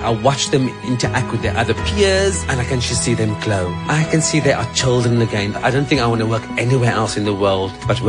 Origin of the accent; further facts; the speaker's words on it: Cape Town, Western Cape, South Africa; I grew up in Lavendale